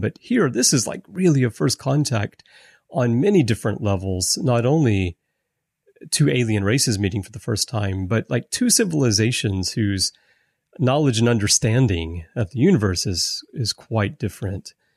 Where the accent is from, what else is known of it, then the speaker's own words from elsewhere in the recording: Alabama, United States; I grew up in Alabama